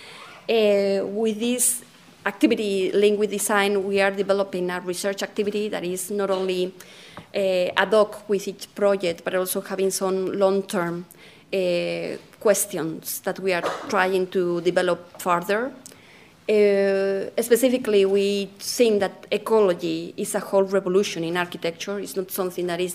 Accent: Spain; accent: Spanish; English is a second language; now in London, United Kingdom; My Spanish accent is coming with me everywhere I go

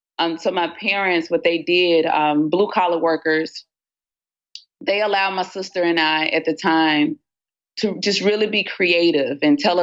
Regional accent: Batesville, Mississippi, United States; In the big city of Batesville, Mississippi, for all of those who have not traveled there, Batesville, Mississippi sits in North Mississippi, small town, very communal, very village-oriented.

